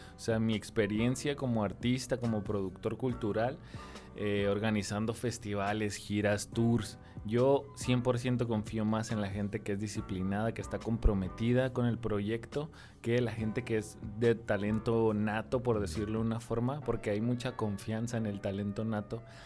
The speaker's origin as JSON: {"language": "Spanish", "town": "Tijuana", "region": "Baja California", "country": "Mexico", "said": "yo soy de Tijuana, Baja California"}